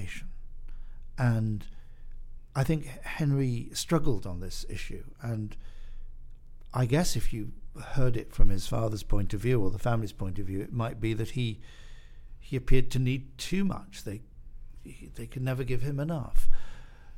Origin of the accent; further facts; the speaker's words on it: United Kingdom; I'm British, and I was sent to a British boarding school